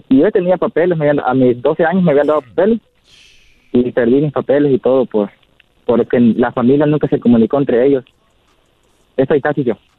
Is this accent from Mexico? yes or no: no; El Salvador; moved away; yo soy salvadoreño